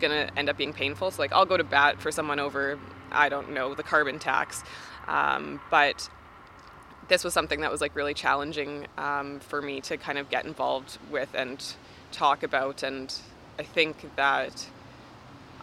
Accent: Canada; as a Canadian

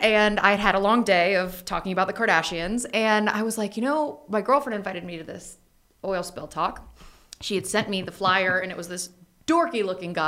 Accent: North Carolina, United States; I was from North Carolina

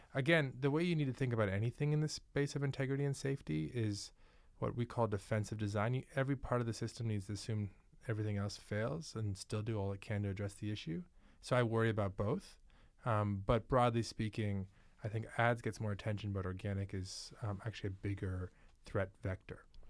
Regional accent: New York, United States; moved away; also born or lived in Manhattan, New York; I'm actually from New York.

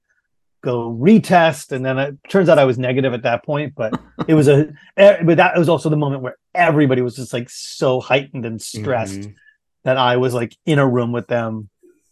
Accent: Portland, Maine, United States; I grew up in Maine, in Portland, Maine

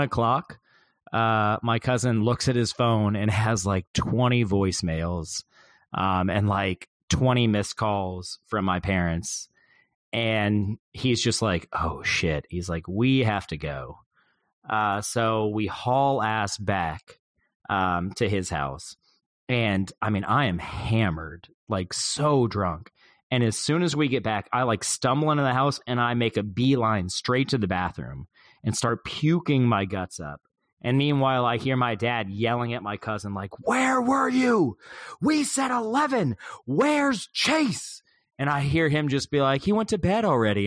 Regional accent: the South, United States; I'm from the South

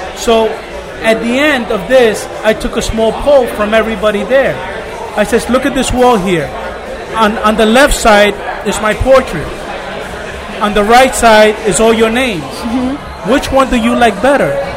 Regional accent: New York City, New York, United States; I grew up in Brooklyn Beach, New York

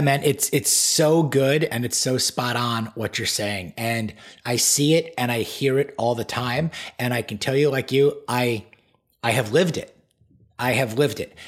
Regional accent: Great Neck, New York, United States; I was born and raised on Long Island, New York, the North Shore in a town called Great Neck

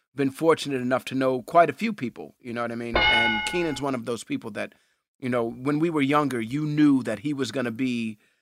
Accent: New York City, New York, United States; I grew up in Hell's Kitchen, and and Hell's Kitchen is a very tough neighborhood

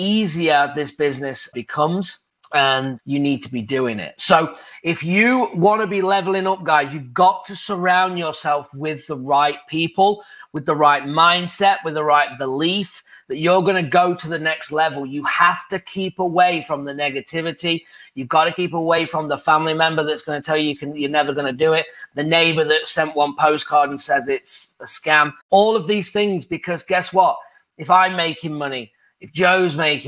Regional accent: England, United Kingdom; moved away as an adult; now in United States

